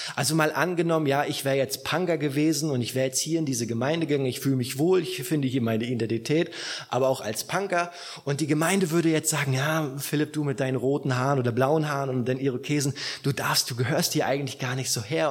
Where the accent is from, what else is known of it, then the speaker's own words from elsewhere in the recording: Rostock, Mecklenburg-Vorpommern, Germany; now in southern Germany, Germany; in meiner alten Heimatgemeinde